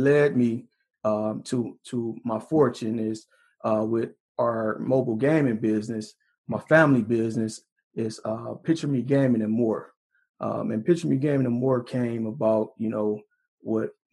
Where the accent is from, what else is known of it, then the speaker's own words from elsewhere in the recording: Detroit, Michigan, United States; I'm from Detroit, born and raised in Detroit